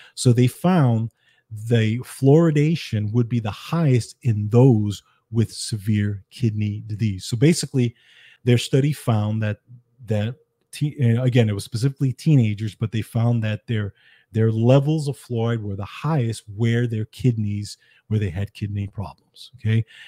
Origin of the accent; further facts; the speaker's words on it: New York City, New York, United States; I grew up in the Bronx, New York